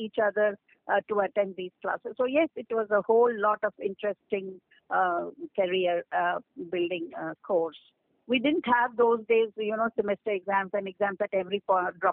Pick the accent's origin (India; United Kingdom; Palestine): India; Odisha; We grew up in Orissa